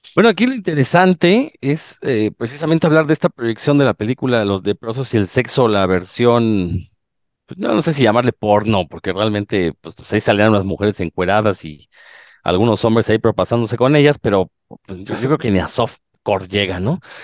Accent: Mexico; como buenos mexicanos

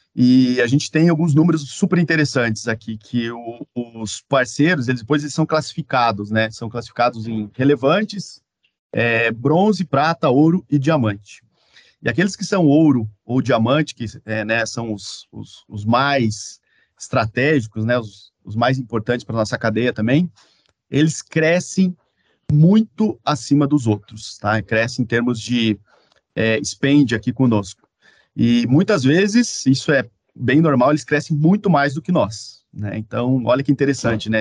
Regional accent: Caçador, Santa Catarina, Brazil; now in Curitiba, Brazil; eu sou catarinense, e algumas coisas que eu gosto muito da minha cidade, então sempre que eu posso eu importo lá da minha cidade natal, que é Caçador, Santa Catarina

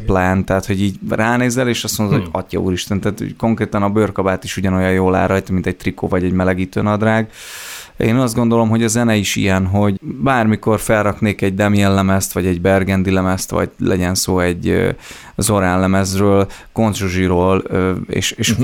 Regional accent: Herend, Veszprém County, Hungary; Egy pici településről származom, Herendnek hívják

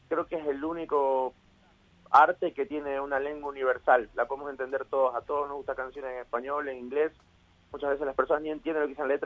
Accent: Ecuador; now in Argentina; muy agradecido con Argentina aparte, porque fue el lugar que me formó, a pesar que yo vengo de Ecuador y todo, yo me formé acá

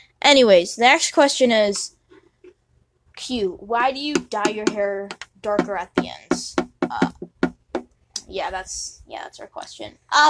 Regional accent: California, United States; Where did you grow up … ? I grew up... I'm not going to tell you that. Actually, I will. I grew up in California.

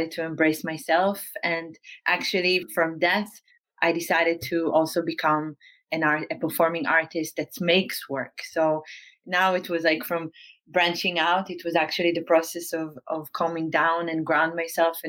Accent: Northern District, Israel; moved away as an adult; now in Amsterdam, Netherlands; I grew up in Israel, in the north part of Israel, in a very small town. And I moved to Holland in 2008. This is my base now in Amsterdam

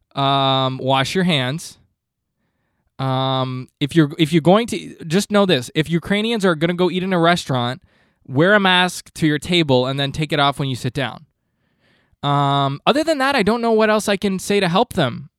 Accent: Canada; I'm Canadian

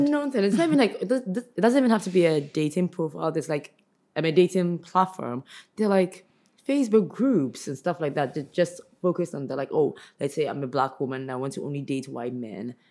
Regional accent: Ghana; I'm Ghanaian

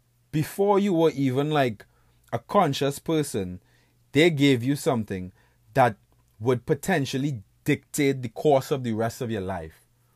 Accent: Trinidad & Tobago; now in Buffalo, United States; I was born and raised in the Caribbean, to an island state called Trinidad and Tobago. You know, currently I'm living in Buffalo, New York. That's like upstate western New York.

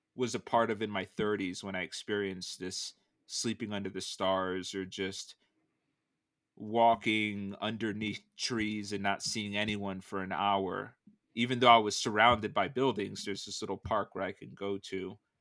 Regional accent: Danbury, Connecticut, United States; moved away as an adult; also born or lived in San Francisco; where I grew up in the East Coast

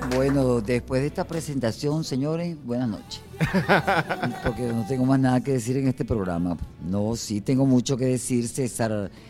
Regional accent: Caracas, Capital District, Venezuela; also born or lived in Los Palos Grandes; yo pasé hasta los 21 años estuve yo eh, viviendo en la parroquia San José

